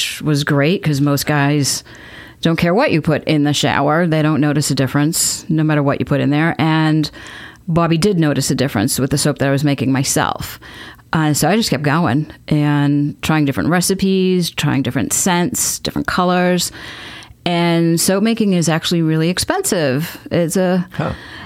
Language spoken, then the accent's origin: English; Salem, Massachusetts, United States; moved away as an adult; also born or lived in Vermont / New Hampshire; now in Mansfield, United States; I grew up in Salem, Massachusetts, right on the coast